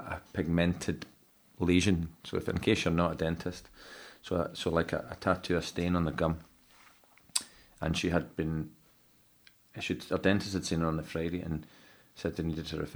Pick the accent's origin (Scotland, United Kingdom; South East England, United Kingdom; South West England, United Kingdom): Scotland, United Kingdom; I'm a Scotsman